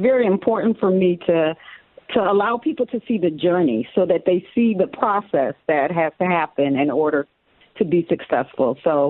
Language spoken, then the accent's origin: English; Utica, New York, United States; Okay, so I'm from a little city in New York called Utica, New York, with a population of about 60,000. You know, I was born, you know, St. Elizabeth's Hospital. I went to grade school and middle school and high school in Utica, New York.